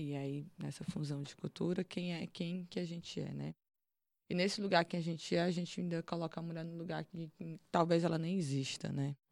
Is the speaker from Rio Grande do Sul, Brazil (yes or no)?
no; Teresina, Piauí, Brazil; moved away; also born or lived in Fortaleza, Ceará; Mas eu fui criada no Piauí, em Teresina